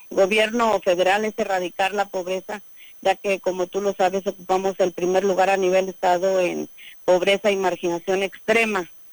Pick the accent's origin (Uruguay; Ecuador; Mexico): Mexico; Aquismón, San Luis Potosí